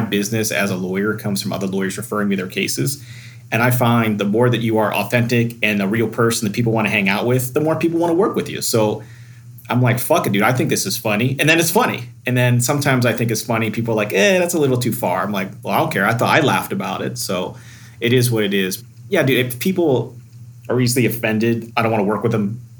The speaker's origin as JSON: {"language": "English", "town": "Pittsburgh", "region": "Pennsylvania", "country": "United States", "tie": "born or raised there", "said": "we grew up in Pittsburgh"}